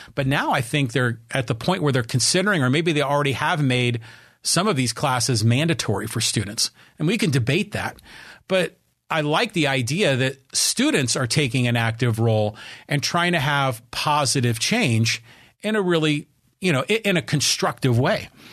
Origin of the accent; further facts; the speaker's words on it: Poway, California, United States; here in my hometown of Poway, the city of Poway